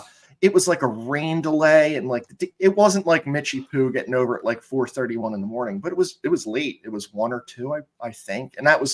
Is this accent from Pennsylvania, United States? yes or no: yes; Philadelphia, Pennsylvania, United States; as a Philadelphian